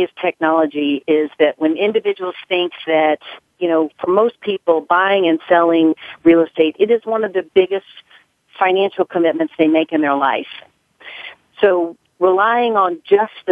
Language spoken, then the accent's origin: English; Nashville, Tennessee, United States; accent: southern; moved away as an adult; now in New York City, United States; I was born and raised in Nashville, Tennessee. I moved here in 1988 to New York City